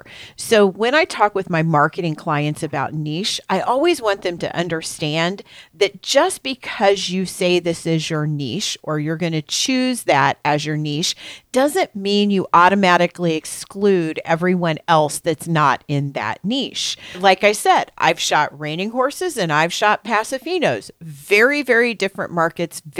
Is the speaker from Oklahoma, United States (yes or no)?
no; Missouri, United States; I am from Missouri, I do niche rather than niche.